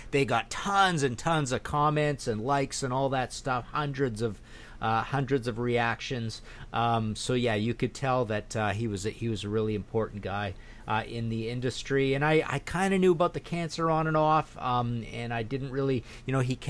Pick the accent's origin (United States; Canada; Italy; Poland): Canada; Toronto, Ontario; I'm from Toronto